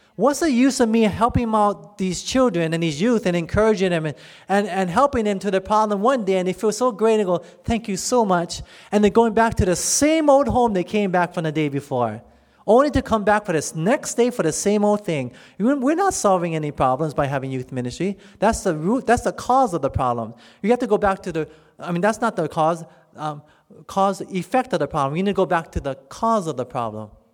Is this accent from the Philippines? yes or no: no; United States; you and me as American citizens